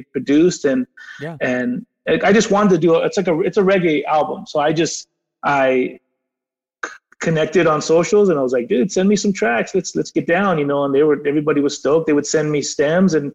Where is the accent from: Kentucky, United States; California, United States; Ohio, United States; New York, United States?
California, United States; San Diego; we're from San Diego. We're right by the border